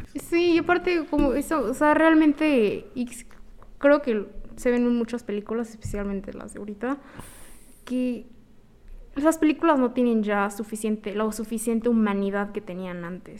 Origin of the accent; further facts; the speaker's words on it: Mexico; yo que soy mexicana